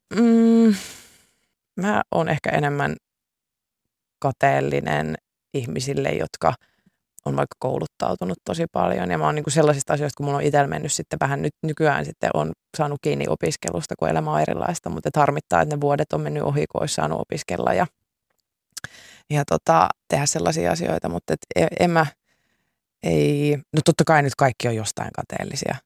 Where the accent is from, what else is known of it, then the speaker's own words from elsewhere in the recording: Pori, Satakunta, Finland; mä oon Porista